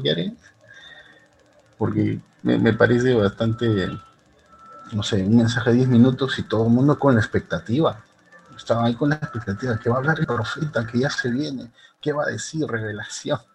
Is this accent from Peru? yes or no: yes; Peru; aquí en mi país, en Perú